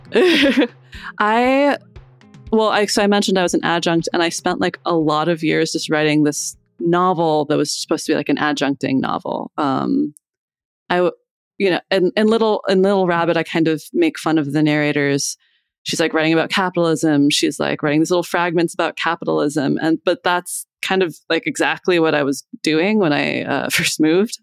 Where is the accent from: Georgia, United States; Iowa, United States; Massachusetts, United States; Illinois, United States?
Iowa, United States; moved away as an adult; also born or lived in Boston; now in Philadelphia, United States; I grew up in Iowa, and then I moved here to go to college.